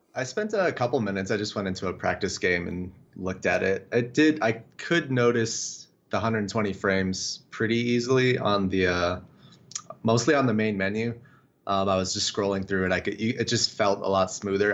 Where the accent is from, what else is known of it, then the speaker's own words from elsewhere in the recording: Las Vegas, Nevada, United States; moved away; I'm actually from Vegas originally